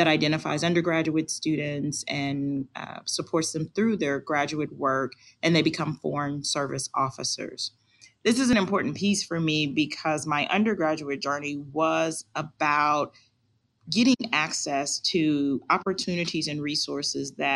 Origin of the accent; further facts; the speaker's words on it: Kansas City, Missouri, United States; moved away as an adult; also born or lived in California / New Jersey; now in Kansas, United States; I am originally from Kansas City, Missouri